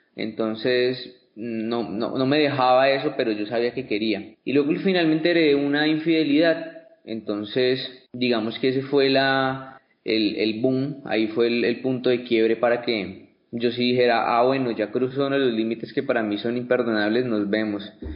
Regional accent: Pitalito, Huila, Colombia; soy de Pitalito

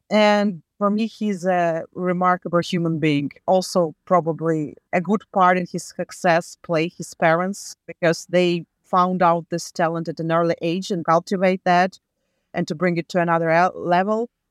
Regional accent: Latvia; now in Malden, United States; I was born back in U S S R in nineteen eighty-six

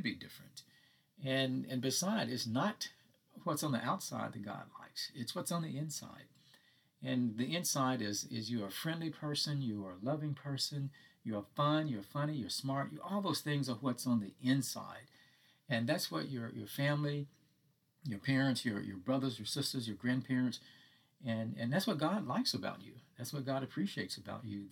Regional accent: Hattiesburg, Mississippi, United States; moved away as an adult; also born or lived in Texas; I was going back to my hometown. I had not lived in Hattiesburg since 1979

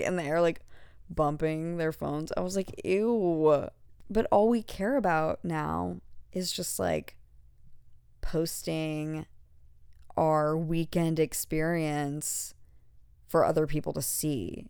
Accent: an hour from Galveston, Texas, United States; moved away; we were, like, an hour from, like, Galveston

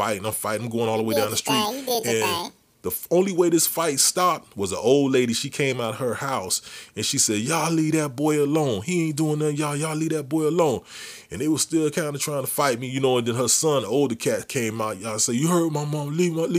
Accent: Edison, New Jersey, United States; They gave me this crazy name, Edison Boy, because I came from Edison.

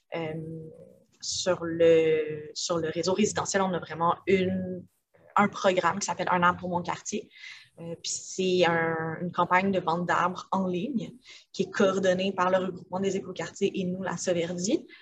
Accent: Montreal, Quebec, Canada; j'ai grandi à Montréal, dans le Myland, fait un milieu assez urbanisé

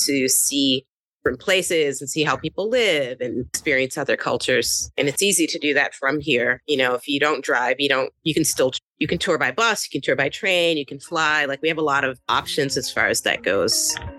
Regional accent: Kentucky, United States; also born or lived in California / Brooklyn, New York; now in New York, United States; I grew up in Kentucky

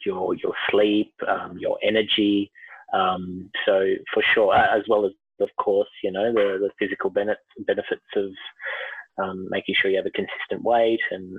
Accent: India; now in Melbourne, Australia; But look, I am Indian, so I've heard there's a bit of a dramatic switch

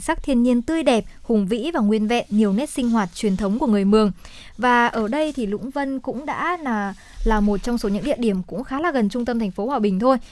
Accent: Hòa Bình, Vietnam; quê hương của mình

